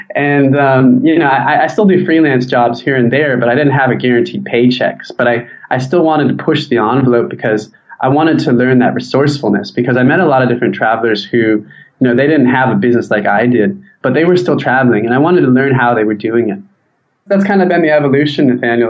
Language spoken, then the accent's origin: English; San Diego, California, United States; I'm from San Diego